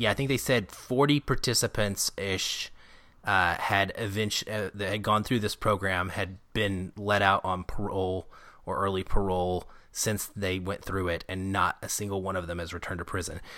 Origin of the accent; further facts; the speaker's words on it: Arkansas, United States; now in Seattle, United States; I grew up in Arkansas